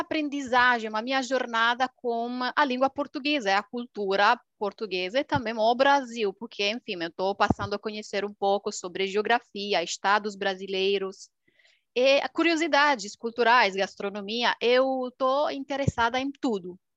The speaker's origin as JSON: {"language": "Portuguese", "country": "Romania", "second_language": "Portuguese", "moved": "yes", "lives_now": "Milan, Italy", "said": "Aqui é uma romena, romena da Romênia, país do leste"}